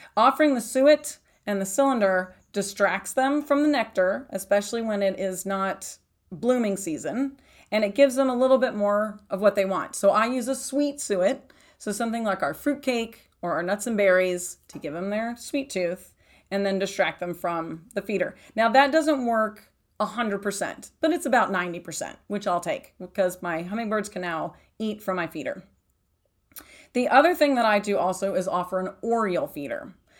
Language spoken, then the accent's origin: English; Texas, United States; also born or lived in East Coast; now in Arizona, United States; I grew up in Texas, and then I've lived on the East Coast